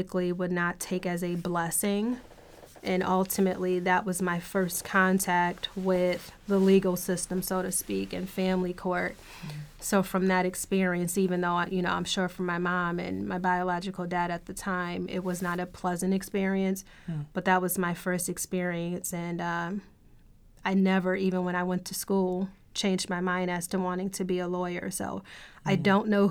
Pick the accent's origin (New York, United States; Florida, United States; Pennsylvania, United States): New York, United States; Buffalo; I am a Buffalonian. I was born in the city of Buffalo. I grew up in the city until I left to go to law school